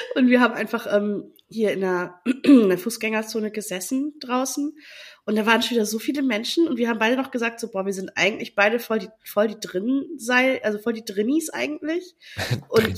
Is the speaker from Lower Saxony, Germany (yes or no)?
yes; Friesland, Lower Saxony, Germany; moved away; in Friesland, ähm, also da, wo, wo ich herkomme